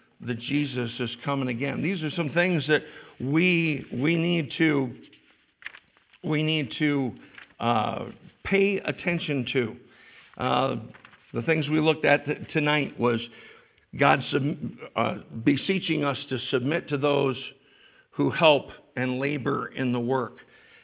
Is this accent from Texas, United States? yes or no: no; New York, United States; I was brought up here. I'm a New Yorker through and through